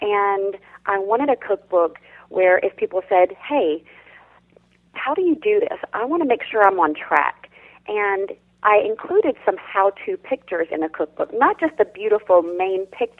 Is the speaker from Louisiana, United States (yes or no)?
yes; South Louisiana, United States; I grew up in South Louisiana